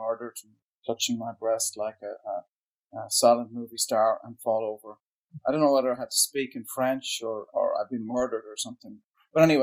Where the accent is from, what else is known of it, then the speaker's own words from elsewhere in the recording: Ireland; I come from Ireland, actually, in a small border town